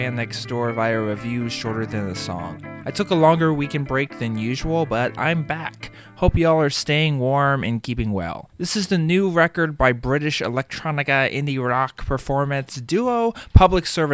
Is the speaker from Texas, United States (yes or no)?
yes; Houston, Texas, United States; When I was a kid growing up in Houston